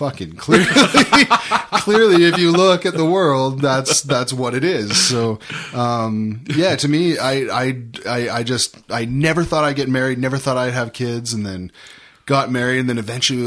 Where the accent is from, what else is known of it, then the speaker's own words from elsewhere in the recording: Calgary, Alberta, Canada; also born or lived in California / Florida; I was born in the Rocky View and I left for 4 years.